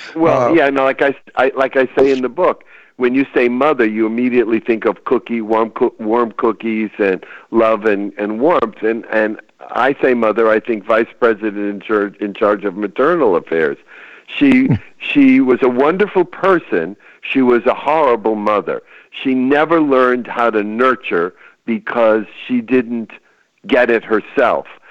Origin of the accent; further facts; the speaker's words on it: Chelsea, Massachusetts, United States; now in California, United States; I was back home in my hometown, which is a small town just outside of Boston called Chelsea, Massachusetts.